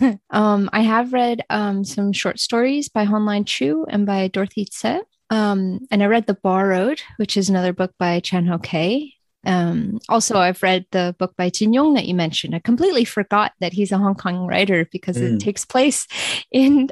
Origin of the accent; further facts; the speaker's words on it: United States; also born or lived in Guangdong, China; I'm American